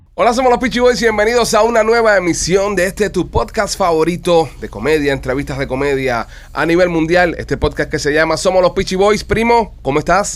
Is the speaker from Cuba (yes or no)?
yes; Cuba; así como somos nosotros los cubanos